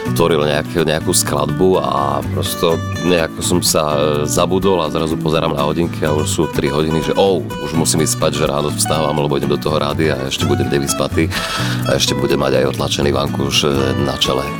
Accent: Michalovce, Košice Region, Slovakia; som z Michaloviec

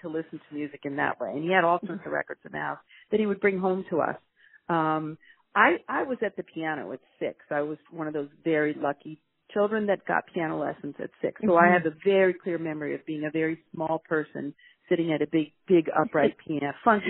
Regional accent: Virginia, United States; now in New York, United States; this is my home state of Virginia

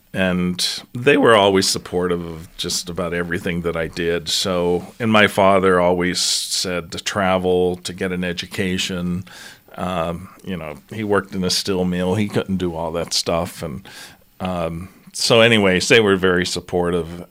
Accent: New Castle, Pennsylvania, United States; moved away as an adult; also born or lived in Colorado / Atlanta / Rochester, New York; I grew up just outside of Pittsburgh, Pennsylvania, in a town called Newcastle

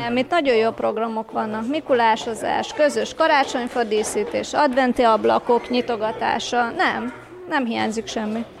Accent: Klárafalva, Csongrád-Csanád, Hungary; moved away as an adult; now in Budapest, Hungary; Szeged mellől egy kis faluból, Klára falva

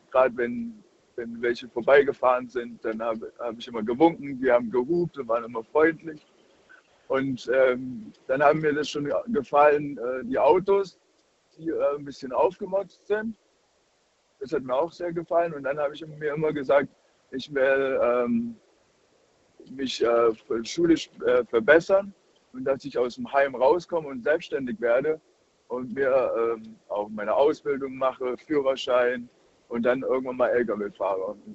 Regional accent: Baden-Württemberg, Germany; Ich komme aus der Nähe von Baden-Württemberg.

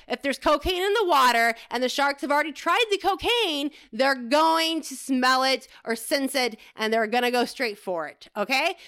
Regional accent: Florida, United States; moved away; I grew up in Florida

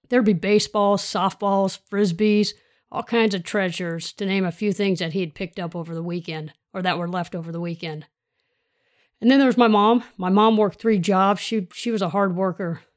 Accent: Sacramento, California, United States; So I grew up in the Sacramento region, South area

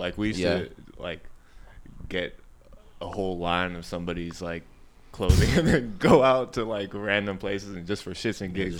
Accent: South Bay, California, United States; I'm from South Bay.

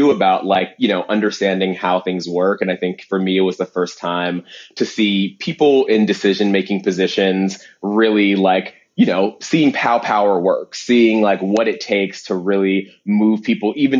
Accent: Cincinnati, Ohio, United States; moved away as an adult; also born or lived in Cleveland, Ohio / Columbus, Ohio; now in New York, United States; I grew up in Cincinnati, Ohio. I was born in Cleveland, Ohio, and I went to college in Columbus, Ohio

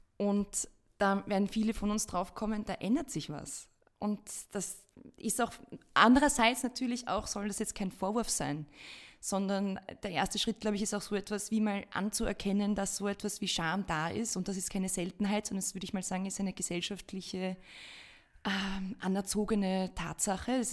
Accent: Austria; bei uns in Österreich

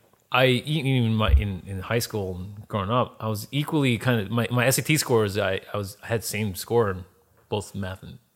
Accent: East Coast, United States; also born or lived in Baltimore, Maryland; I'm the son of Asian immigrants. I grew up in the East Coast, in Jersey, Philly, New York, all around there, and went to school in Baltimore. Balmer, as the locals say over there.

